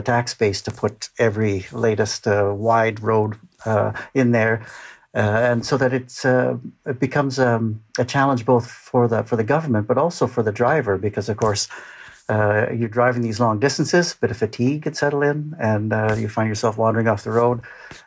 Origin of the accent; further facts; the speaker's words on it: Western Canada, Canada; moved away; I'm a Canadian by birth, grew up in Western Canada